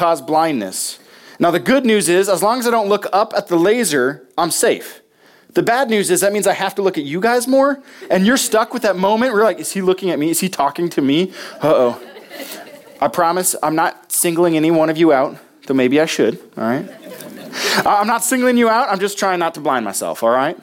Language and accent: English; Nebraska, United States; moved away; my home state of Nebraska